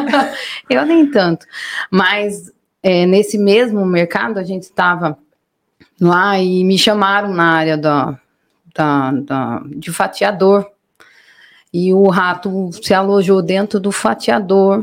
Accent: Mairinque, São Paulo, Brazil; also born or lived in São Roque; Nascidas e crescidas em Mairink

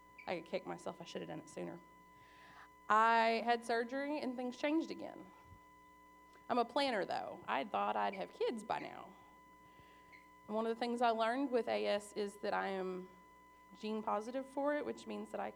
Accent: Southern Kentucky, United States; also born or lived in Arkansas; I was born in Arkansas. My parents were young. I grew up in Southern Kentucky.

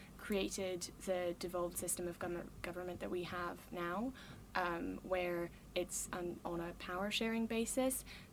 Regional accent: Switzerland; I'm a writer at Roar, and my mum's from Northern Ireland, but I'm from Switzerland.

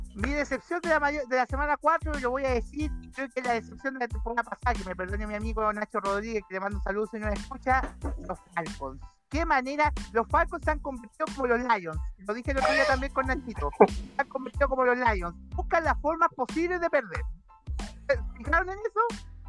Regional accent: Chile; nosotros que somos chilenos.

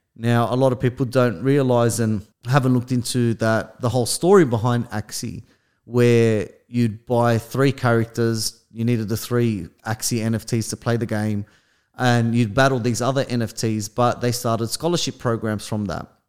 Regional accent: Australia; we're from Australia

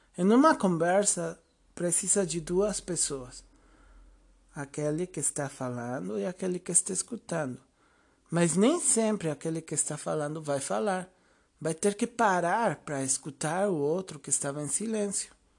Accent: Mexico; eu sou mexicano, tenho 36 anos

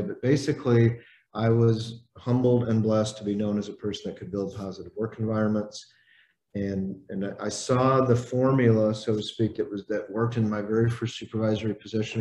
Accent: Indiana, United States; I grew up in Indiana.

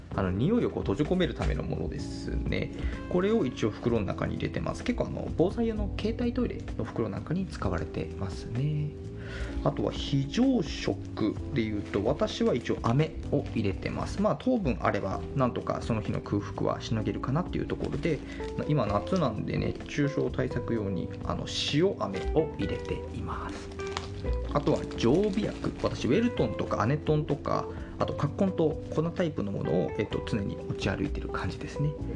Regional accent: Hokkaido, Japan; moved away as an adult; now in Kanto, Japan; 私もともと北海道出身で、えっと、最初の就職も北海道でしています。で、その後上京してきて今は関東で暮らしているんですけども

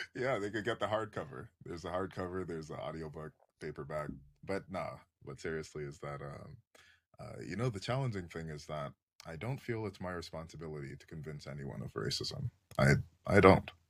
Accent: Canada; as a Canadian

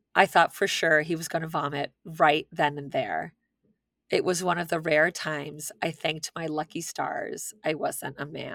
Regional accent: Milwaukee, Wisconsin, United States; I live in South Florida, but I grew up in Milwaukee.

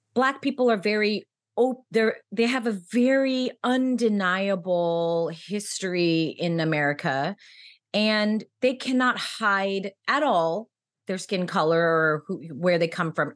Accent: United States; now in New York, United States; I'm American

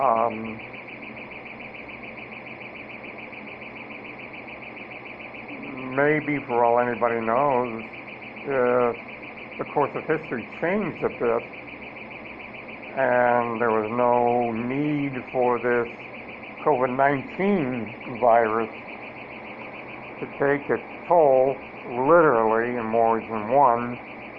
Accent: Cleveland, Ohio, United States; when I grew up in Cleveland

